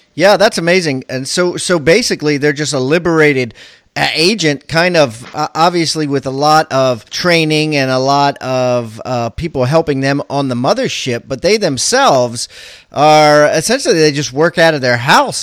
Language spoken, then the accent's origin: English; Maryland, United States; I'm from Maryland